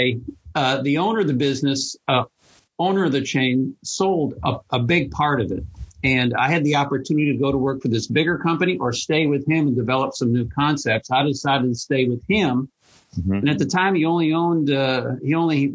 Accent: Michigan, United States; I grew up in Michigan

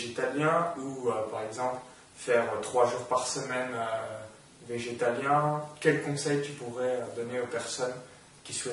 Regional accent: France; En tant que Français, il y a une grosse culture.

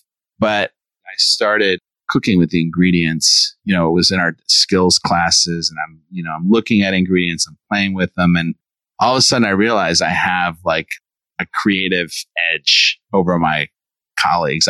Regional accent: Chicago, Illinois, United States; moved away; I grew up in Chicago, born and raised

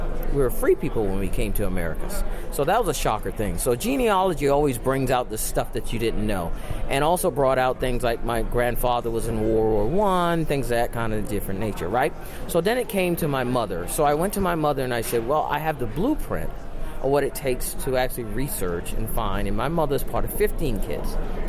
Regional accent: Tampa, Florida, United States; I'm from Tampa, so it only took me an hour to drive over

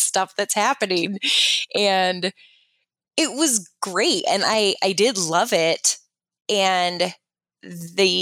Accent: Fort Collins, Colorado, United States; moved away as an adult; also born or lived in Loveland, Colorado; now in Gilbert, United States; born and raised in Fort Collins, and then moved out to Gilbert, Arizona

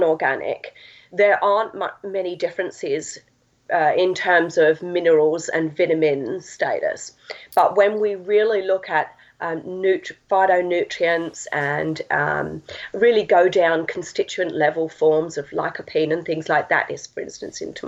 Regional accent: Essex, East of England, United Kingdom; From England. I'm an Essex girl.

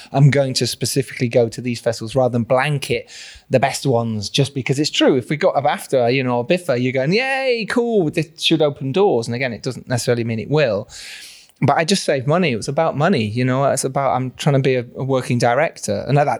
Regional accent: Yorkshire and the Humber, United Kingdom; I'm from Yorkshire.

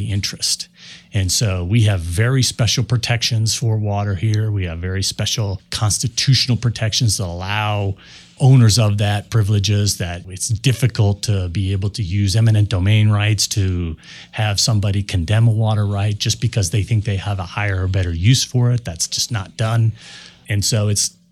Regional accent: Denver, Colorado, United States; I'm a Denver native growing up in Colorado

